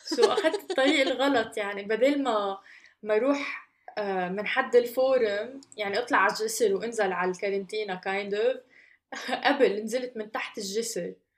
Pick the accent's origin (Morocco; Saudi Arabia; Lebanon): Lebanon; moved away as an adult; راجعة على لبنان